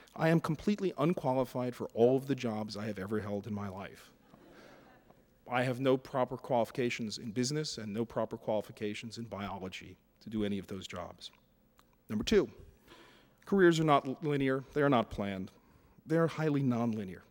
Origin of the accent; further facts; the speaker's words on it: New York City, New York, United States; I was a lower middle class kid from Brooklyn